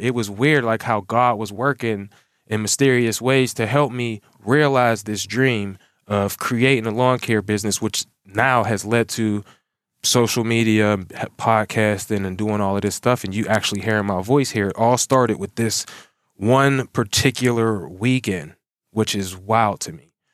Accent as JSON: {"language": "English", "town": "Pittsburgh", "region": "Pennsylvania", "country": "United States", "also_born_or_lived": "Monroeville, Pennsylvania", "said": "I'm from Pittsburgh, Pennsylvania."}